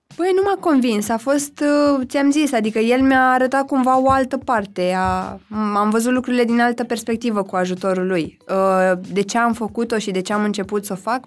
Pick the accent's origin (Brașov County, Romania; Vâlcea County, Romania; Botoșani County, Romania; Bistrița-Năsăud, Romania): Brașov County, Romania; Zărnești; moved away; eu sunt din Brașov, respectiv m-am născut în orașul Zărnești, județul Brașov, acolo am făcut liceu